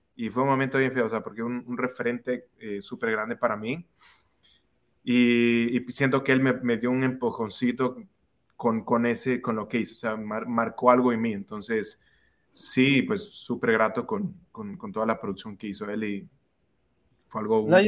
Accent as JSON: {"language": "Spanish", "town": "Quito", "region": "Pichincha", "country": "Ecuador", "said": "yo soy de Quito, Ecuador"}